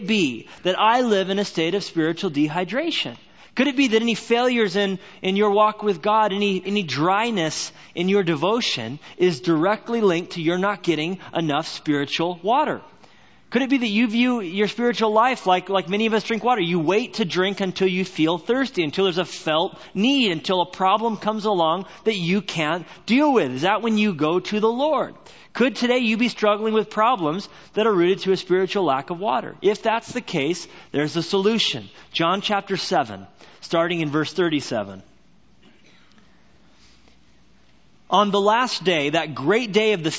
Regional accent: Albuquerque, New Mexico, United States; born or raised there; also born or lived in Orange County, California; now in Whitefish, Montana, United States

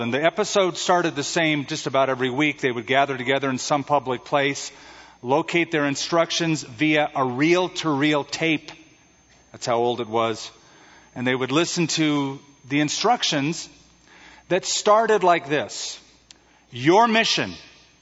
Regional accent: California, United States; Being from California

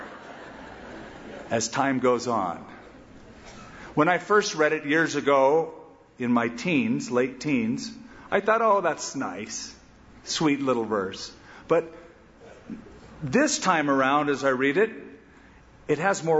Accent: California, United States; I'm a Californian

